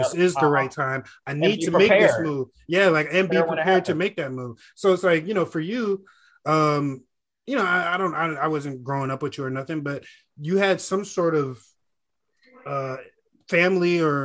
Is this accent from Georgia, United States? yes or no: yes; Gwinnett, Georgia, United States; I grew up in Gwinnett